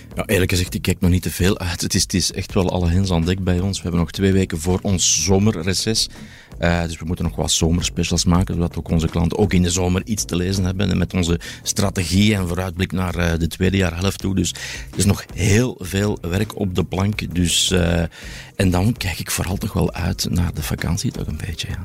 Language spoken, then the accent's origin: Dutch; Belgium; we hebben dan als Belg